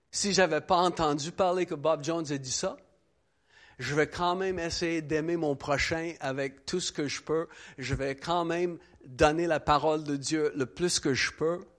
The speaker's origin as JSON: {"language": "French", "region": "Quebec", "country": "Canada", "tie": "born there", "said": "Je suis né au Québec dans les années 80 d'une mère habitibienne qui avait sûrement eu son voyage du petit Jésus"}